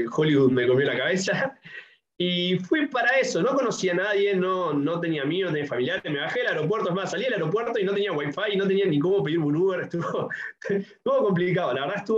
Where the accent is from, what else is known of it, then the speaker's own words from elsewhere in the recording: Uruguay; tengo 27 años, soy uruguayo